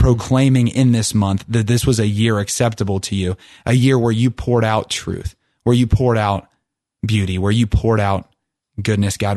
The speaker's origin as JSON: {"language": "English", "region": "Ohio", "country": "United States", "tie": "born or raised there", "said": "we grew up on the Ohio River"}